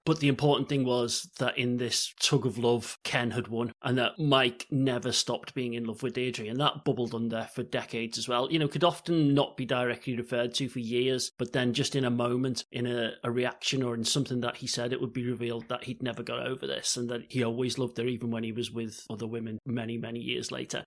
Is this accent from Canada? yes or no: no; Liverpool, North West England, United Kingdom; I'm from Liverpool